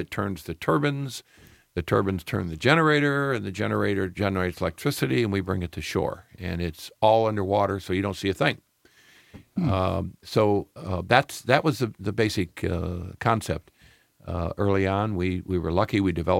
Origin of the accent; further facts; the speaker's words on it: Midwest, United States; I'm from the Midwest. What do I know about oceans?